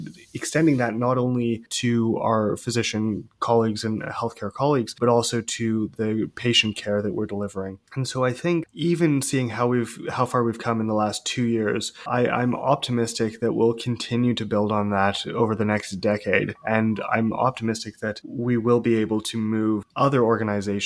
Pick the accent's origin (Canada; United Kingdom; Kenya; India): Canada; Vancouver, British Columbia; I am originally from Vancouver